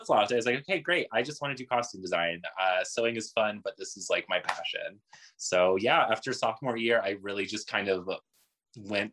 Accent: Jackson, Mississippi, United States; also born or lived in Albuquerque, New Mexico; Originally, I'm from Albuquerque, New Mexico. My family moved to Jackson, Mississippi in my childhood.

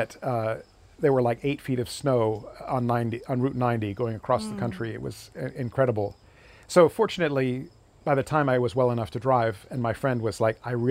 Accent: New England, United States; moved away; I was from New England and I called contras

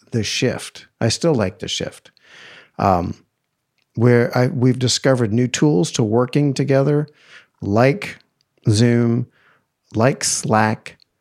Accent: East Coast, United States; growing up in the East Coast

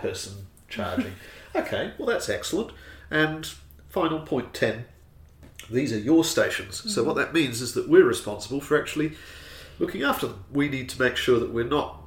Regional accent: New Zealand; I, being a Kiwi

